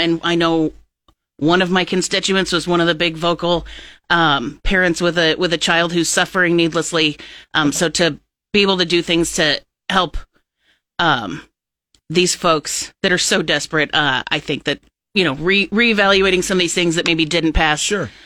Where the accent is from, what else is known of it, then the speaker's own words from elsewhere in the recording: Plattsmouth, Nebraska, United States; I've been a resident of Cass County my whole life. I grew up in Plattsmouth.